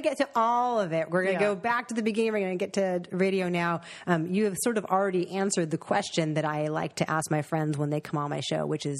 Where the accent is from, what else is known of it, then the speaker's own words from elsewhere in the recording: Los Angeles, California, United States; But you, like me, you are from Los Angeles originally.